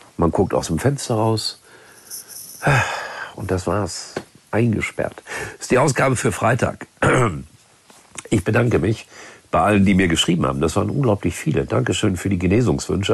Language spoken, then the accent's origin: German; Gelsenkirchen, North Rhine-Westphalia, Germany; meiner Heimatstadt Gelsenkirchen